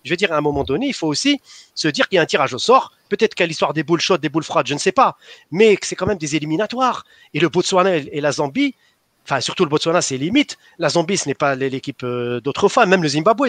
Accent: Algeria; on est des Algériens

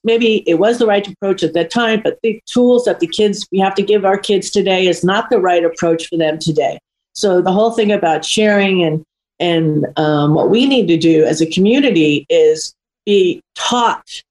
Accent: New York, United States; it was a little bit of more of a rougher age um, area that I grew up in New York

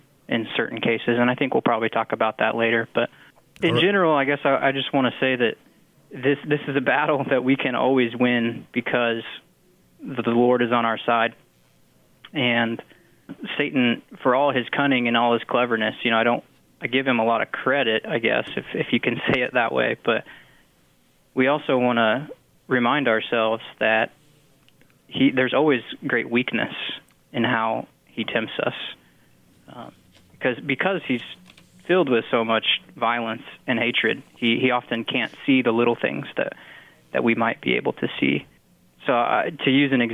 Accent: Garden Plain, Kansas, United States; I grew up in Garden Plain, Kansas

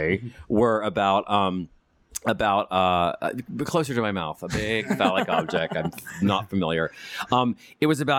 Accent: West Virginia, United States; moved away as an adult; now in West Coast, United States; I'm from West Virginia.

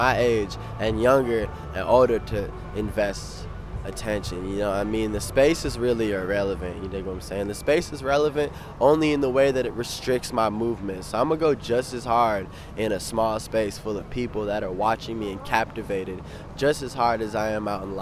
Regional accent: Evanston, Illinois, United States; I'm from Evanston

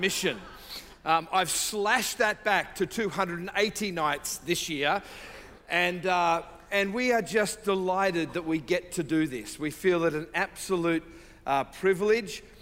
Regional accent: Sydney, New South Wales, Australia; I say from South, the deep South, uh, Sydney, Australia, uh, where my wife and I reside sometimes.

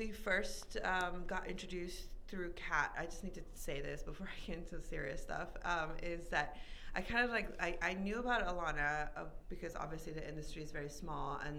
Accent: Iran; moved away as an adult; Um, I was born and raised in Iran, uh, in this little region called Middle East.

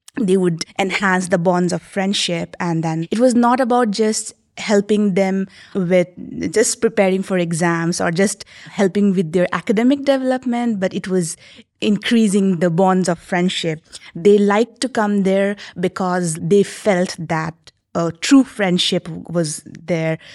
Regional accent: Sikkim, India; my hometown, Sikkim

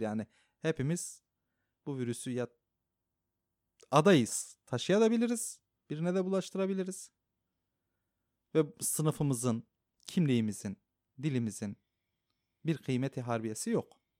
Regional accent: Diyarbakır, Diyarbakır Province, Turkey; first language Kurdish; Turkish is a second language; moved away as an adult; now in Istanbul, Turkey; ben Diyarbakır'dayken, e, Kürt olduğumu o kadar hatırlamıyordum

